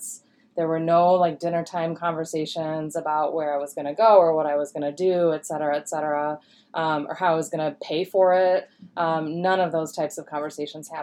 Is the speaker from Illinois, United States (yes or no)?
no; Holland, Michigan, United States; I grew up on the west side of the state in Holland, Michigan, home of the clompin' dancers